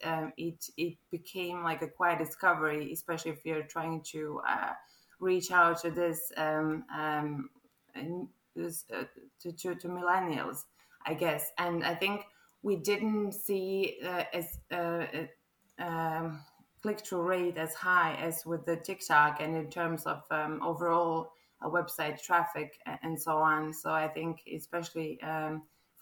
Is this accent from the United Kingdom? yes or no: no; Croatia; English is a second language; moved away as an adult; now in Ireland; as you can probably tell from my accent, I'm not quite local. This is not a local gal talking now. I'm actually a Croatian who fell in love with Ireland 2 years ago.